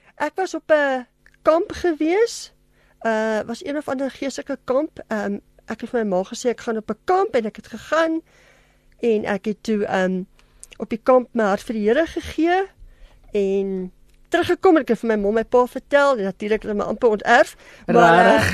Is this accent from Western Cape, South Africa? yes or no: no; Germiston, Gauteng, South Africa; moved away as an adult; now in Pretoria, South Africa; Ek is gebore en getoe in Germiston Primrose en ek is nou af op 15 jaar in Pretoria.